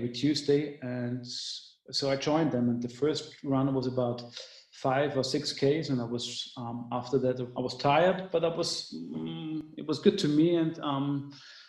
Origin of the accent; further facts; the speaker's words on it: Vienna, Austria; I'm from Vienna, Austria.